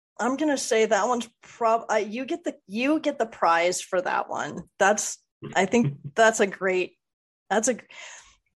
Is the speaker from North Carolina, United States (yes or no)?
no; Southern California, United States; being from Southern California, I grew up on In-N-Out